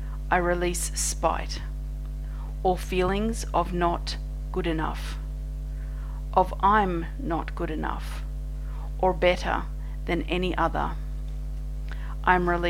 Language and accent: English; Australia; I'm an Australian energy healer